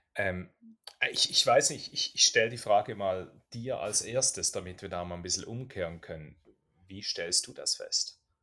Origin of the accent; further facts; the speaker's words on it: Switzerland; bei uns in der Schweiz